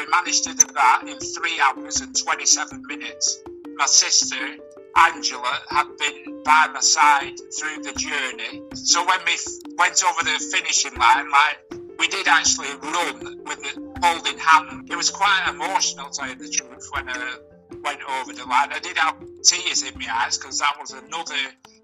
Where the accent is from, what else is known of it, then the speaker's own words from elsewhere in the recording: Blackburn, North West England, United Kingdom; I'm from Blackburn in Lancashire in the United Kingdom.